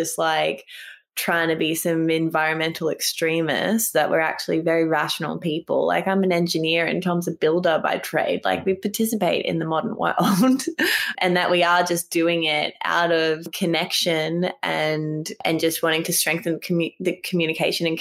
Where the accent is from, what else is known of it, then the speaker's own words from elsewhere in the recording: Fiji; now in Mullumbimby, Australia; I was raised in Fiji.